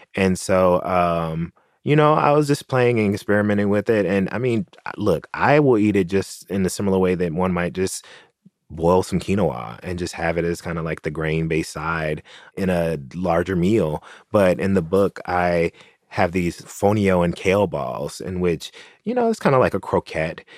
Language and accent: English; Tennessee, United States; moved away; my home state of Tennessee